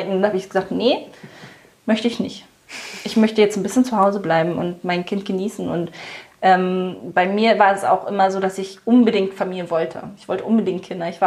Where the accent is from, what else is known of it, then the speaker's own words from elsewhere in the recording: Germany; als Deutsche, ich glaube, ich muss irgendwie, ich weiß nicht, eine bestimmte Summe überhaupt investieren, dass ich äh, offiziell eingetragen bin und so.